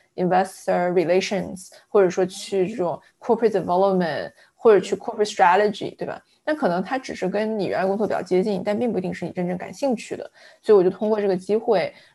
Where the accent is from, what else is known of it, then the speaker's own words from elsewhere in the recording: Fujian, China; also born or lived in Anhui / Hong Kong; now in San Francisco Bay Area, United States; 我是一个安徽出生，呃，福建长大的，呃，算南方人吧，呃嗯。 然后我，因为在香港住的时间比较长，香港也算我是第二个家了